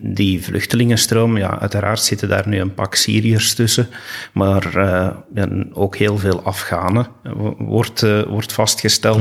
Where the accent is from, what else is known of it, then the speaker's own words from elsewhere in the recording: Belgium; wat wij als Belgen kunnen doen